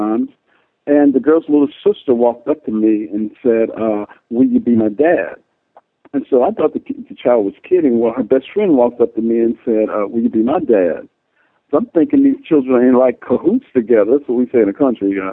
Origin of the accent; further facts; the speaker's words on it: Nashville, Tennessee, United States; I was born in Nashville, but I grew up in a small town.